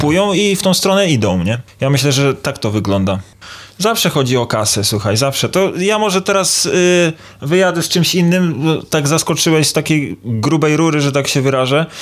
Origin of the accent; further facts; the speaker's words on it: Toruń, Kuyavian-Pomeranian Voivodeship, Poland; jestem z Torunia